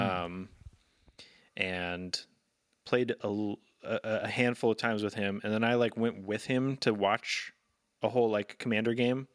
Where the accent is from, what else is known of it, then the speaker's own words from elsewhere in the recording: Sacramento, California, United States; when I grew up in Sacramento